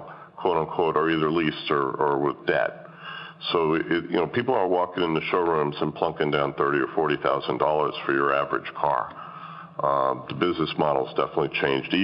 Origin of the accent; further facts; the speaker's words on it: Washington, District of Columbia, United States; I grew up in Washington